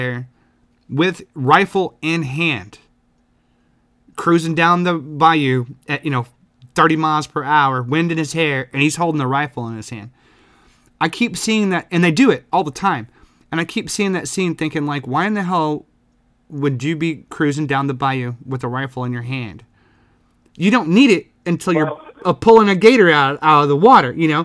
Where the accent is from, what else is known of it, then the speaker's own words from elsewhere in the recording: the South, United States; I'm from the South